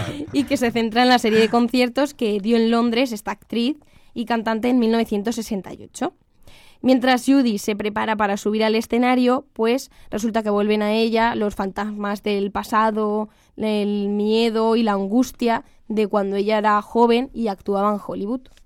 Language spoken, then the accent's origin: Spanish; near Albacete, Castilla-La Mancha, Spain; Albacete, que esto me voy yo un poco para mi tierra